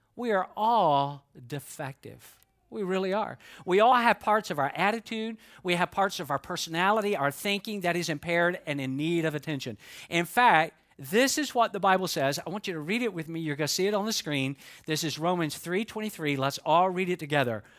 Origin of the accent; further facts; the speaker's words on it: Georgia, United States; Even though I am from Georgia, I can talk quickly when I need to.